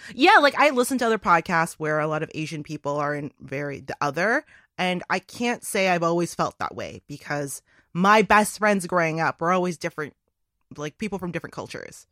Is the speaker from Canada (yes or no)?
yes; Toronto, Ontario, Canada; I grew up in Toronto which is one of the most multicultural cities in the world.